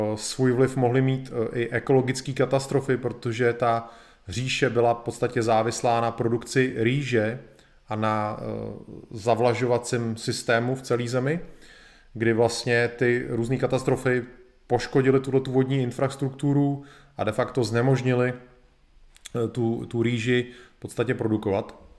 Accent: Czechia; u nás v Čechách

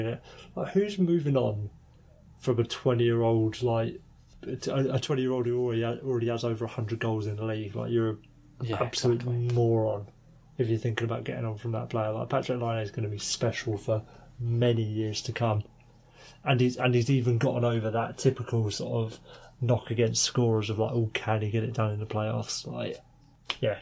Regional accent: England, United Kingdom; We're English

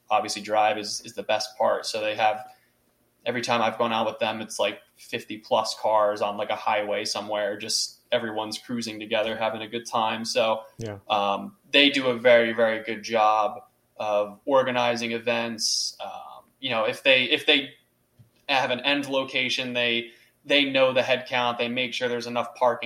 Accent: Doylestown, Pennsylvania, United States; I grew up in Doylestown, so I was very familiar with all those back roads out there from my days of high school

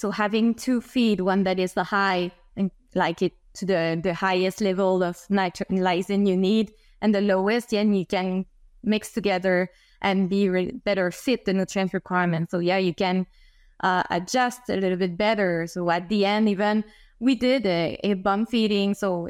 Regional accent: Quebec City, Quebec, Canada; English is a second language; I come from Quebec City, so I don't come from agriculture sector, but I really had interest in agronomy.

